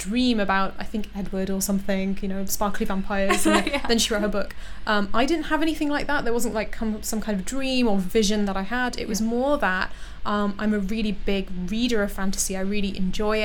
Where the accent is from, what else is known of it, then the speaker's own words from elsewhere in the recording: London, United Kingdom; I was born in Harrow. So I was in like one of the kind of, you know, the typical Asian areas of London, Hounslow, Harrow